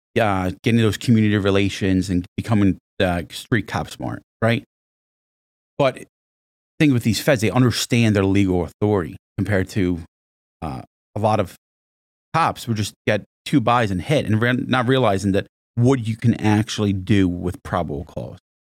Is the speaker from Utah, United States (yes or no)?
no; Monmouth County, New Jersey, United States; I actually grew up in, uh, in Monmouth County, New Jersey, not, not that far from here